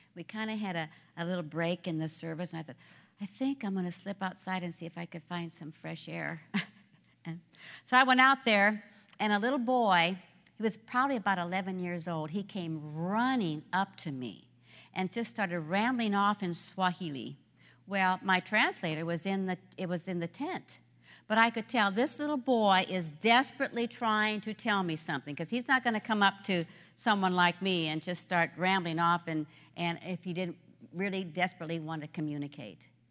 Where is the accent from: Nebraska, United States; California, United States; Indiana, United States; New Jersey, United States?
Nebraska, United States; I grew up in Nebraska. I am a corn husker.